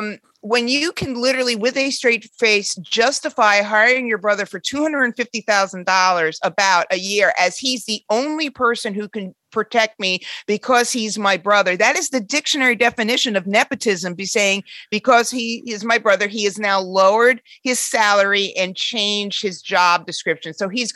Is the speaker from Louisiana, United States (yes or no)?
no; Queens, New York, United States; I'm from Queens too